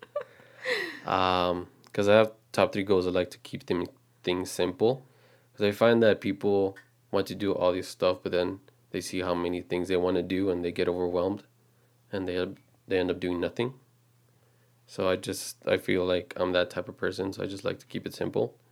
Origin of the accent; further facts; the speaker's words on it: Texas, United States; we're just a regular couple, um, born and raised in Texas